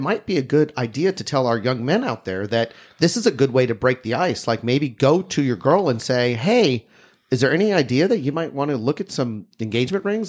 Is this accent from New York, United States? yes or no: no; Texas, United States; I'm from Texas.